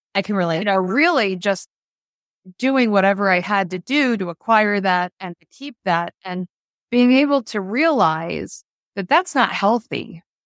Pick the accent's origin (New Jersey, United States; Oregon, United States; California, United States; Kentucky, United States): New Jersey, United States; we purchased an office in my hometown in South Jersey